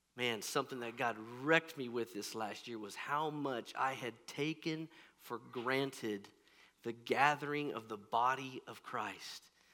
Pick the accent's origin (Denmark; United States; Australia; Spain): United States; Kansas; I'm mostly from Kansas, and things are pretty flat around here